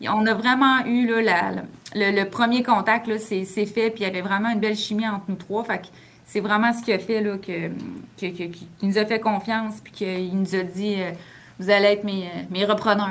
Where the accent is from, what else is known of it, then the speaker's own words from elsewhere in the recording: Saint-Raymond, Quebec, Canada; les deux, on vient de Saint-Raymond-de-Portneuf